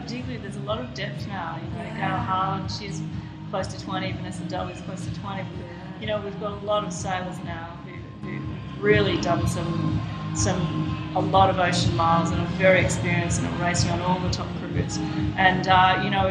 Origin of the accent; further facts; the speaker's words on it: Sydney, New South Wales, Australia; I grew up on the Lane Cove River.